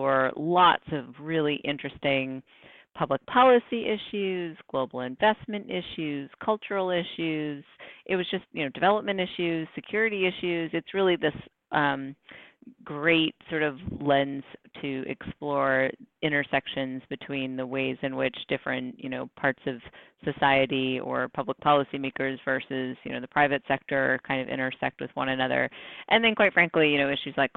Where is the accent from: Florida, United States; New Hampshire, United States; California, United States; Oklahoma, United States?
New Hampshire, United States; I grew up in New Hampshire